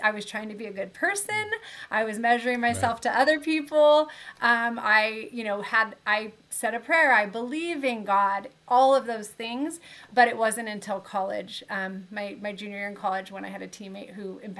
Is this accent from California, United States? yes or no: yes; Southern California, United States; I grew up in Southern California. I actually live here now as well